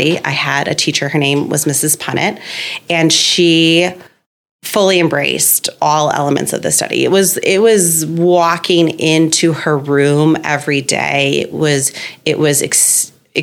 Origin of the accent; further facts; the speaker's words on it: Winnetka, Illinois, United States; I grew up in Winnetka